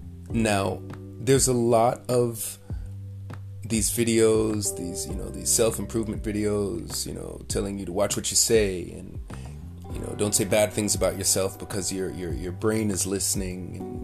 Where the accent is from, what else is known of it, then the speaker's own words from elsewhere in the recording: New York City, New York, United States; I grew up in New York City. I remember as a kid hearing the New York accent. Now, I'm Jamaican. So in my house, my mother, my father, all my aunts and uncles were speaking with this Jamaican accent.